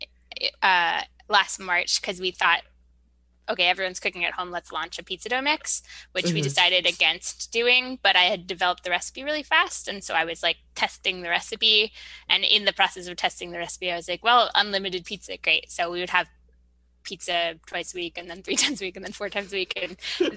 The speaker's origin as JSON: {"language": "English", "region": "New York", "country": "United States", "moved": "yes", "said": "I'm a New Yorker"}